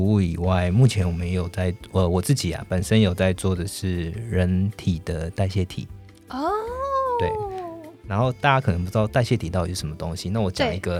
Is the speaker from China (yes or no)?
no; Taiwan; 我们台湾人很爱吃盐酥鸡，然后享誉享誉全世界。